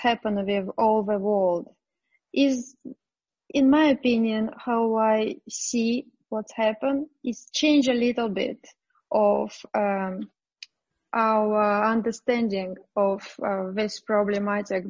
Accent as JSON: {"language": "English", "region": "Moscow", "country": "Russia", "tie": "born or raised there", "second_language": "English", "said": "I was born in Moscow"}